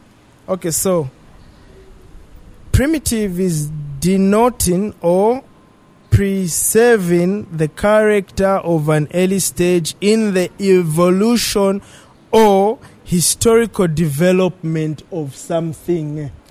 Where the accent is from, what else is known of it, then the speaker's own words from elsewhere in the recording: Zambia; we as Zambians